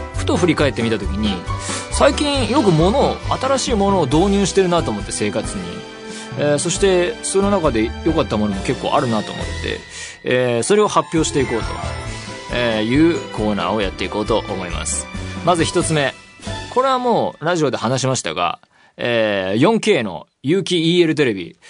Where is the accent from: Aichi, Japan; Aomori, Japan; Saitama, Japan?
Saitama, Japan; now in Tokyo, Japan; 僕は埼玉県出身ですし、まあ、東京に住んでもう何年にもなる